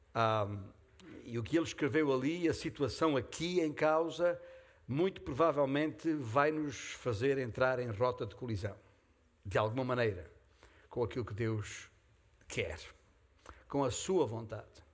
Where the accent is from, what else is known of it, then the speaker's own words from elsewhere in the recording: Beja, Alentejo, Portugal; castelo de Beja, a minha terra natal